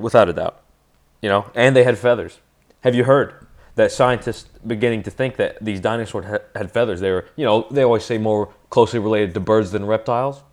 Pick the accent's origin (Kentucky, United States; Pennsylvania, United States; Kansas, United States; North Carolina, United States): Kentucky, United States; Western; now in Saugerties, United States; when somebody asks me where am I originally from, I say Western Kentucky